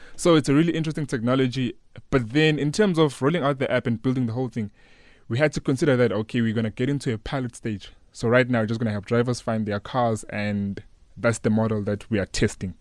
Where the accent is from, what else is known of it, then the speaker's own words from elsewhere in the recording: Newcastle, KwaZulu-Natal, South Africa; I grew up in Newcastle, a small town in K Z N